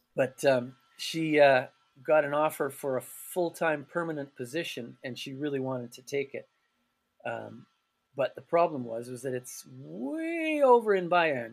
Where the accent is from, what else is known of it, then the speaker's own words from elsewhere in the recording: Calgary, Alberta, Canada; moved away as an adult; also born or lived in Turkey; now in Freiburg, Germany; Canada will always be home mm-hmm. for me, mm-hmm. and Calgary will always be my hometown